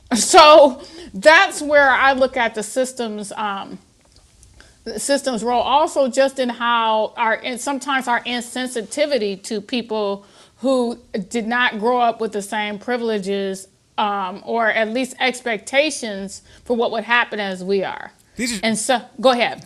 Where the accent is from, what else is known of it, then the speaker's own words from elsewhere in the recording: Toledo, Ohio, United States; I born and raised in Toledo, Ohio